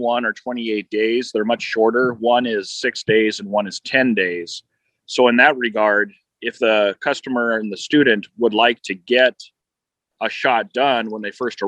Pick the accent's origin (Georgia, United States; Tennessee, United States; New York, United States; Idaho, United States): Idaho, United States; Boise; Boise, my hometown